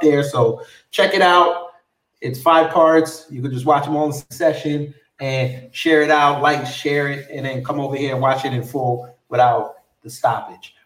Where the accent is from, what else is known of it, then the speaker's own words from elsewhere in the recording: New York, United States; now in Atlanta, United States; they know I'm from New York